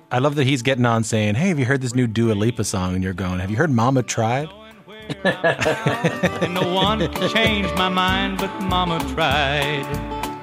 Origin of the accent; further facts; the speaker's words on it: Canada; as a canadian